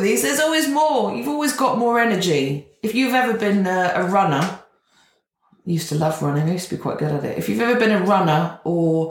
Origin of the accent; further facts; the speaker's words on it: Gloucestershire, South West England, United Kingdom; where I grew up in Gloucestershire